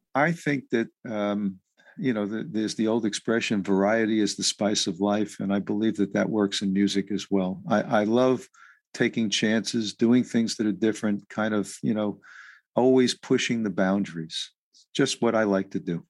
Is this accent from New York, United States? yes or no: yes; New York City, New York, United States; I was raised in New York City